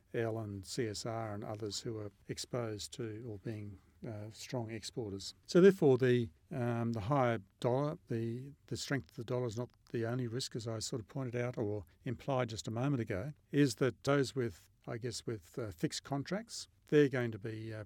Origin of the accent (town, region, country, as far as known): Australia